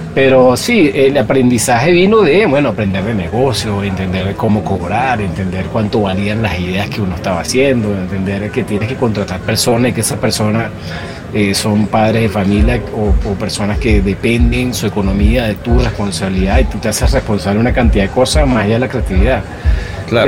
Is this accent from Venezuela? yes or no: yes; Venezuela; also born or lived in Chile; como venezolano